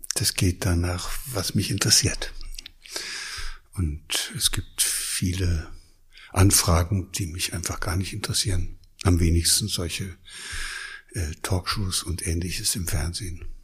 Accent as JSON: {"language": "German", "region": "Thuringia", "country": "Germany", "tie": "born or raised there", "also_born_or_lived": "Lower Saxony", "moved": "as an adult", "lives_now": "Hesse, Germany", "said": "ich komme ja aus Ostdeutschland, aus Thüringen. Da bin ich aufgewachsen"}